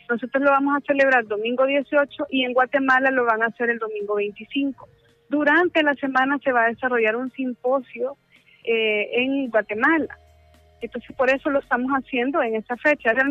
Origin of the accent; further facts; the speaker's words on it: El Salvador; Hola, ¿qué tal? Eh, soy de de El Salvador.